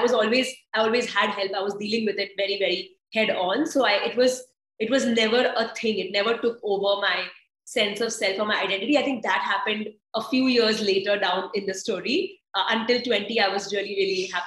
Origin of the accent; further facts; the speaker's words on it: India; I am Indian